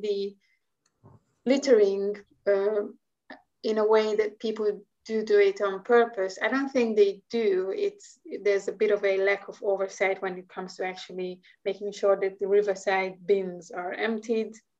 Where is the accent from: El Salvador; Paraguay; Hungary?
Hungary; English is a second language; moved away as an adult; also born or lived in Brussels, Belgium / Netherlands; now in London, United Kingdom; I'm actually originally from Hungary, so um, there's a bit of an accent happening there.